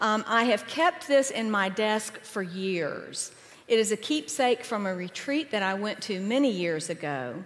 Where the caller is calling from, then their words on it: Asheville, North Carolina, United States; I come to you from Asheville in the Diocese of Western North Carolina